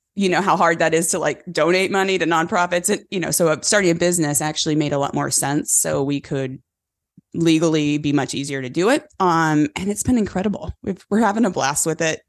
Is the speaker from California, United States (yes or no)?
yes; California, United States; born and raised in California on a cattle ranch